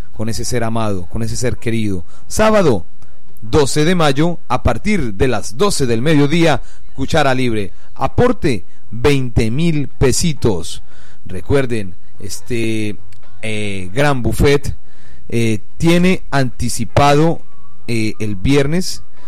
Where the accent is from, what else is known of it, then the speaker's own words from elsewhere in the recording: Llanero, Llanos Orientales, Colombia; nuestras fortalezas como cultura, como pueblo llanero